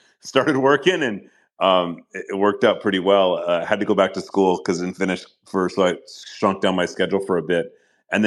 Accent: Galt, California, United States; also born or lived in Oakland, California / Los Angeles, California; we moved to a pig farm. In Northern California, just south of Sacramento, a little town called Galt, G-A-L-T. So yeah, I grew up there

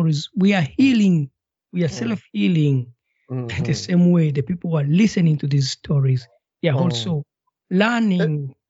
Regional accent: Uganda; I'm from Uganda

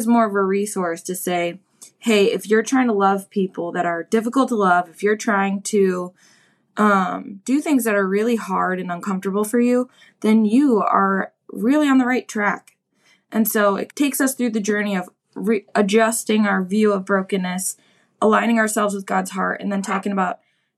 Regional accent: Milwaukee, Wisconsin, United States; move back to my hometown of Milwaukee, Wisconsin

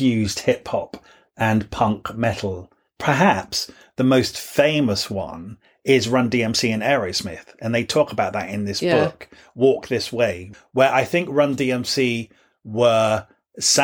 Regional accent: England, United Kingdom; growing up in England

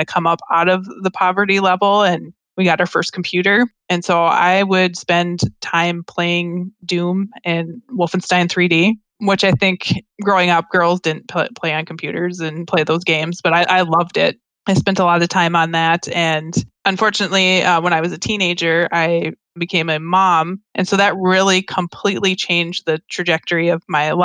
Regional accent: Minnesota, United States; I grew up in Minnesota. I've been here my whole life

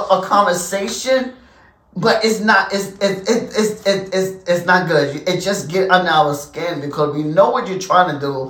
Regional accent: New Jersey, United States; No, I am from America. I was born and raised in Jersey, New Jersey. My mother and father is from the South.

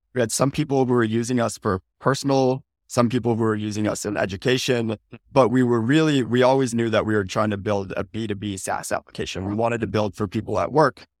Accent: Midwest, United States; moved away as an adult; now in California, United States; Born and raised in the Midwest, hightailed it out to California post-college

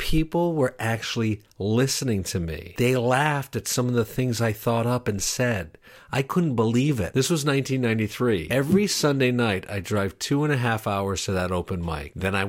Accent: Schenectady, New York, United States; born there; I was born in 1971 in Schenectady, New York.

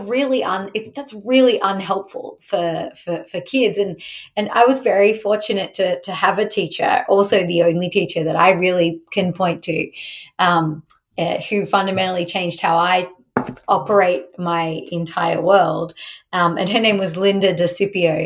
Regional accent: Australia; moved away; so I grew up in Australia

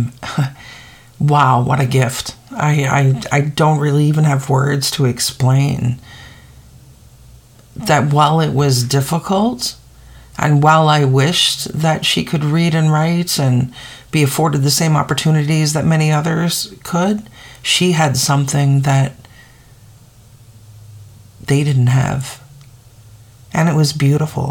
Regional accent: Eastern Arctic, Canada; growing up in the Eastern Arctic as the only white child

